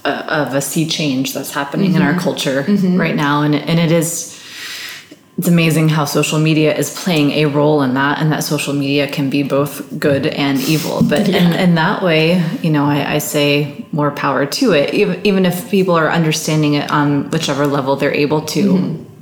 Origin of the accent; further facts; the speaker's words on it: Birmingham, Alabama, United States; I mean, we grew up in Alabama. We grew up in Birmingham.